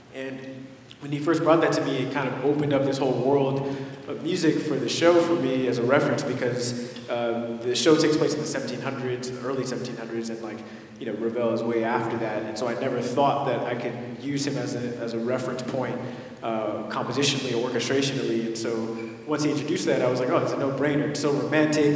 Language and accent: English; Los Angeles, California, United States; I grew up in mid city